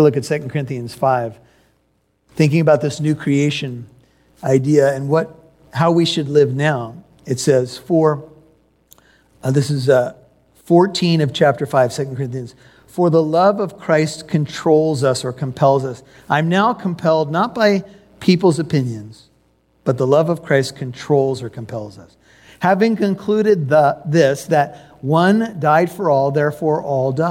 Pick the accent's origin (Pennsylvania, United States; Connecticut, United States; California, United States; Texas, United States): California, United States; also born or lived in Chicago, Illinois; We relocated to California from Chicago.